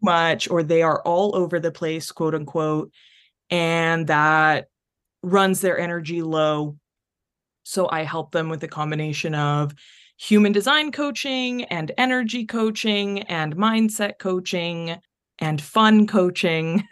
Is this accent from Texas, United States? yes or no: yes; North Texas, United States; also born or lived in Chile; I was born in Chile, but I have pretty much lived my whole life in North Texas